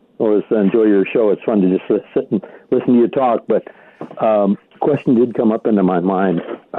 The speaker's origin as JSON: {"language": "English", "region": "Nebraska", "country": "United States", "tie": "born or raised there", "moved": "yes", "lives_now": "Chula Vista, United States", "said": "And I was raised in Nebraska"}